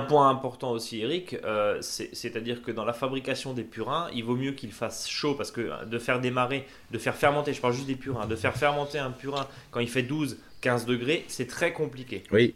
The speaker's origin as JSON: {"language": "French", "area": "Alsace", "region": "Grand Est", "country": "France", "said": "ici chez nous en Alsace"}